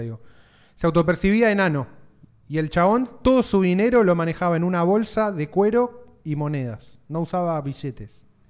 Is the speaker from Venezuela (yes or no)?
no; Argentina